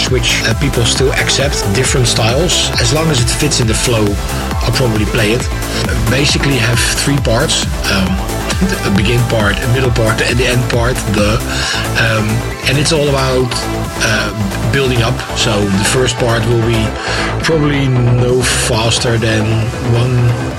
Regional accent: Delft, South Holland, Netherlands; my hometown, in Delft

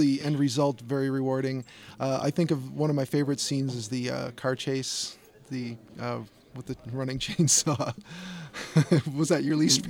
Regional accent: Chicago, Illinois, United States; I grew up on them in Chicago.

